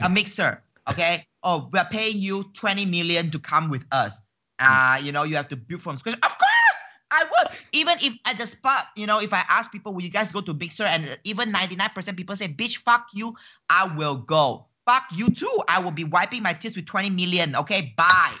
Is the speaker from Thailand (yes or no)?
no; Malaysia; as a Malaysian